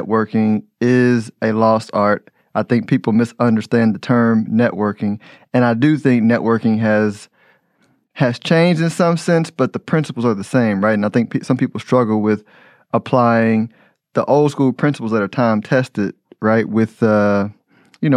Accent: Houston, Texas, United States; I'm from Houston

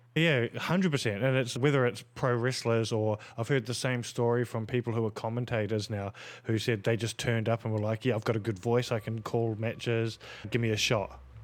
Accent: New Zealand; growing up in New Zealand in a Polynesian

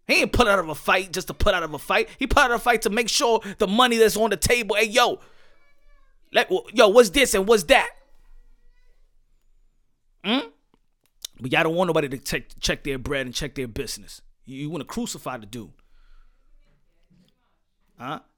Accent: United States; first and foremost, I'm God's child. That's what I am. Second, I'm an American. Third, I'm a Dominican descent. Right? And Cantonese. And Brazilian.

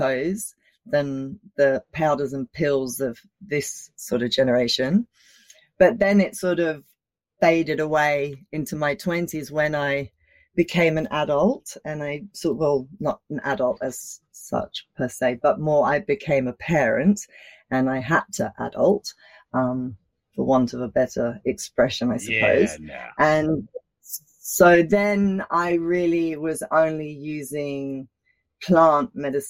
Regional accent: London, United Kingdom; now in Australia; I was born in Australia, but I grew up in London

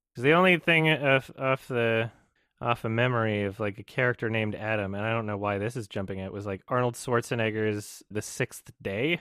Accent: Edmonton, Alberta, Canada; The Lobby in Edmonton, which is my hometown

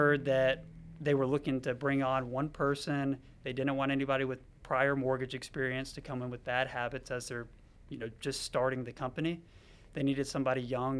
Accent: Charlotte, North Carolina, United States; I was actually born and raised in Charlotte

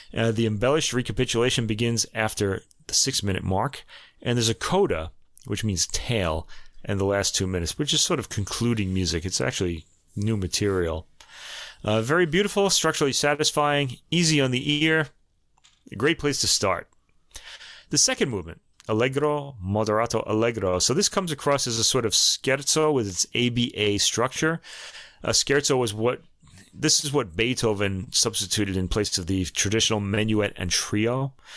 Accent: New York, United States; accent: New York; my New York accent

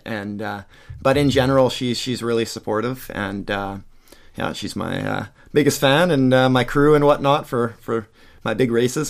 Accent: Surrey, British Columbia, Canada; now in Abbotsford, Canada; born and raised in Surrey

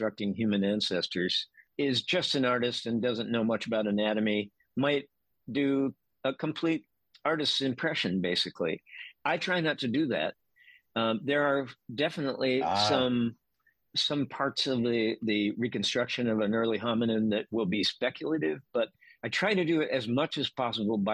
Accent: Kansas side, United States; I grew up in a suburb of Kansas City. This was on the Kansas side

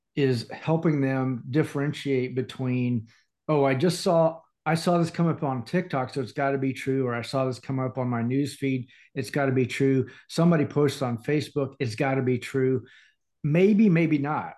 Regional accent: Indiana, United States; also born or lived in Atlanta area / overseas; now in Atlanta, United States; born and raised in Indiana

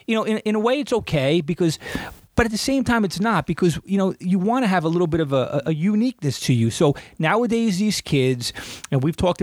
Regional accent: United States; you can be from Brooklyn or Queens or from Jersey, Northeast Jersey, and you can tell that, all right, these guys are from the Northeast quarter of New Jersey, or from New York City, the five boroughs, Long Island, because of how we say certain words, like, dog, coffee.

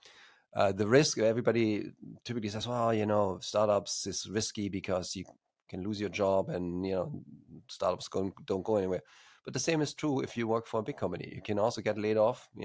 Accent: Germany; accent: slight accent; English is a second language; moved away as an adult; also born or lived in Stuttgart, Germany; now in California, United States; as you probably can hear from my slight accent, even though I'm based in California, United States, I'm originally from Germany, and studied computer science in Stuttgart there

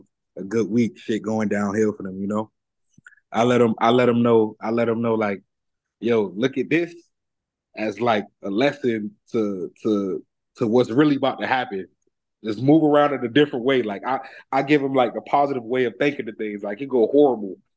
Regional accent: Broward County, Florida, United States; also born or lived in New Jersey; Jersey made me, Broward raised me.

